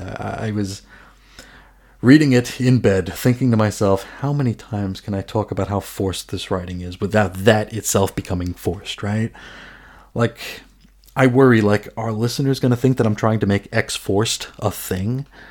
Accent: New York, United States; I'm from New York

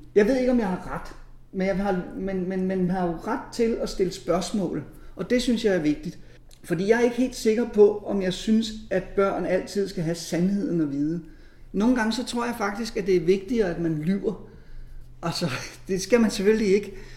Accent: near Faxe Ladeplads, Zealand, Denmark; moved away; jeg er vokset op dernede ved Tavernøje

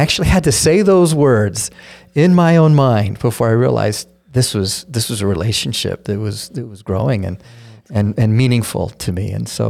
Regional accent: Denver, Colorado, United States; I grew up in Denver. I say I grew up in Denver. It's where I went to high school. But I've lived in 8 states growing up and moved every 2 years since I was 4 years old.

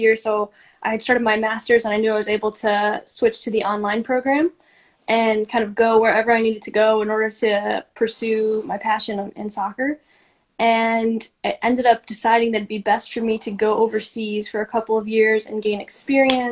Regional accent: Chicago, Illinois, United States; moved away as an adult; I grew up in Chicago, in the Chicago suburbs

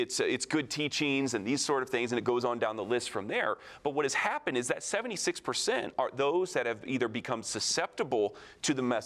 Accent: near Lake Michigan, Midwest, United States; I grew up near Lake Michigan

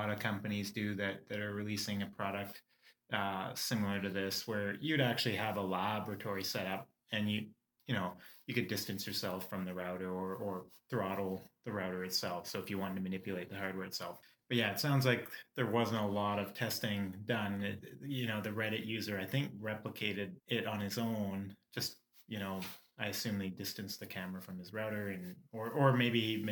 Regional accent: Canada; we're Canadian

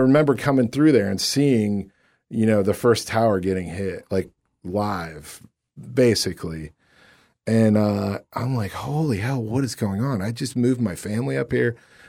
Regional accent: Akron, Ohio, United States; growing up in Akron

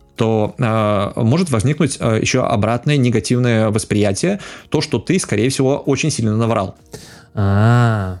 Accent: Belarus; я как белорус

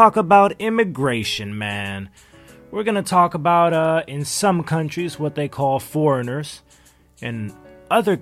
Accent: Los Angeles, California, United States; also born or lived in China; I'm from Los Angeles

